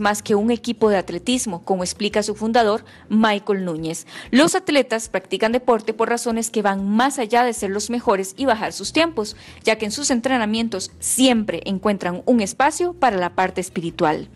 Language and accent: Spanish; Costa Rica; los saludo desde Costa Rica